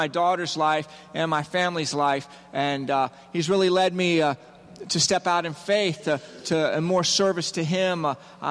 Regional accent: Virginia, United States; We're from Virginia

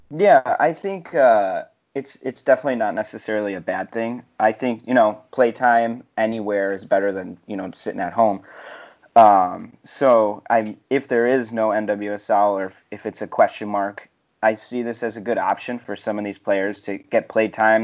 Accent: Chicago, Illinois, United States; I'm actually from Chicago

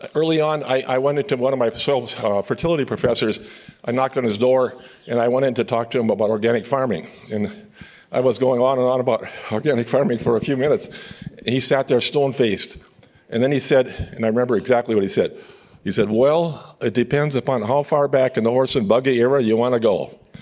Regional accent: upper Midwest, United States; I'm from the Midwest, and the upper Midwest, we claim to have some of the best soils in the world

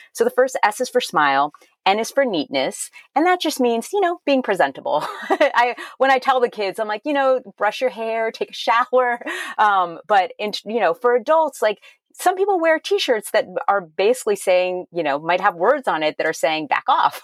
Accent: Miami, Florida, United States; also born or lived in Massachusetts / Maryland / Ohio / California; now in Wilmette, United States; I'm originally from Miami, Florida, but we lived in Massachusetts, Maryland, Ohio, California, Illinois, Tennessee, and then we moved back to Illinois

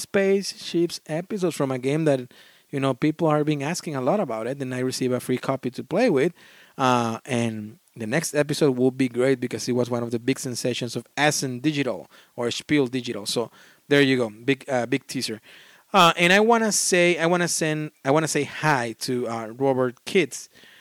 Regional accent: Australia; We are Australian, and I love listening to your accent.

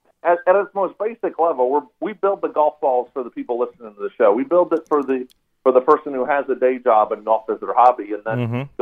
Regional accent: St. Louis, Missouri, United States; now in Georgia, United States; I'm actually I'm from St. Louis originally, so I was a Rams fan until you guys took them back from us.

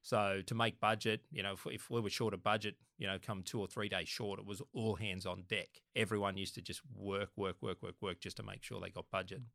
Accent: Sydney, New South Wales, Australia; I was born actually in Lenten Parade in Waterloo, so about, it's only about a hundred metres from Redfern Oval.

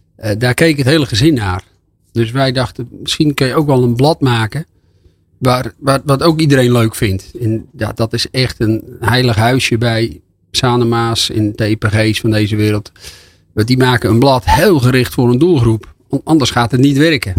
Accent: Volendam, North Holland, Netherlands; Ik kom uit Volendam

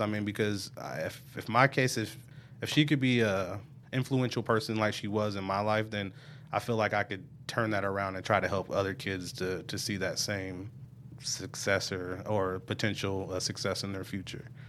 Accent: Omaha, Nebraska, United States; I'm originally from Omaha, Nebraska, North Omaha. I grew up, uh, in a single parent home.

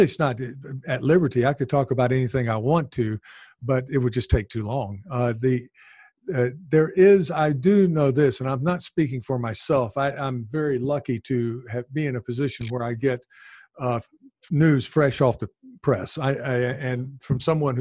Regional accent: American South, United States; accent: American Southern; now in Japan; I'm from the American South

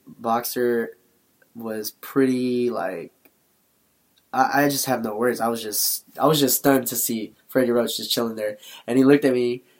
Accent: Philippines; We're both Filipino, sure.

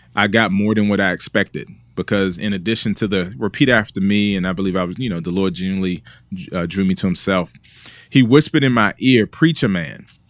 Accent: Washington, District of Columbia, United States; also born or lived in Junction City, Kansas; now in Raleigh, United States; I'm originally from, uh, Washington, D C, uh, born and raised there

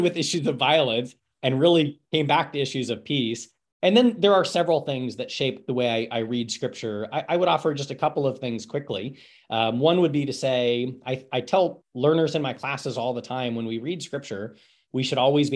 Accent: Eugene, Oregon, United States; I was born and raised in the Church of the Nazarene, Eugene, Oregon. Grew up at that church my entire elementary, early youth and youth experience

